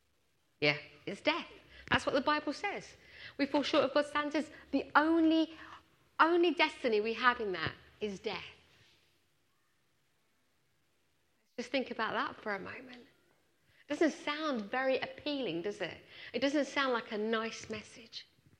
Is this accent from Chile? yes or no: no; Punjab, India; born there; moved away; As you can tell, I'm Indian. I wasn't born in this country. I was born in India, in the north, in Punjab.